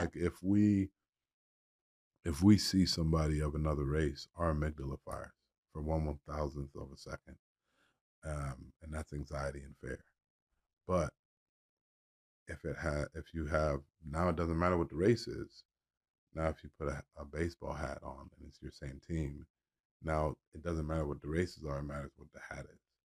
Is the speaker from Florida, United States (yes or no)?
yes; Miami, Florida, United States; moved away as an adult; also born or lived in North Carolina; I guess I'm from Miami